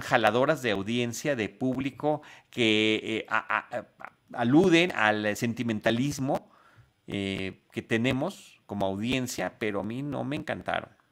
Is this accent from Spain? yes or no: no; Mexico; como mexicano, como ciudadano global, por, supuesto, pero como mexicano